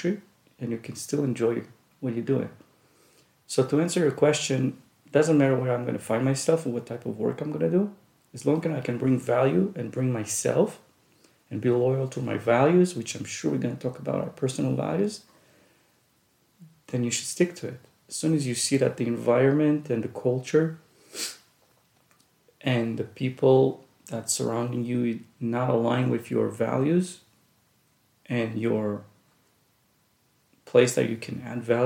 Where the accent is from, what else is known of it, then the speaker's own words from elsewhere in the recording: Jerusalem, Jerusalem District, Israel; English is a second language; moved away as an adult; also born or lived in Russia; now in United States; most of my education, most of my childhood was between Jerusalem and different neighborhoods